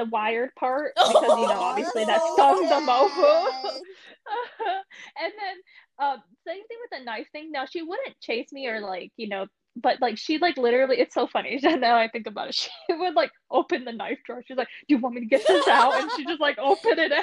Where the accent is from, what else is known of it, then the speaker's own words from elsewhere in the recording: Michigan, United States; moved away as an adult; I'm originally from Michigan too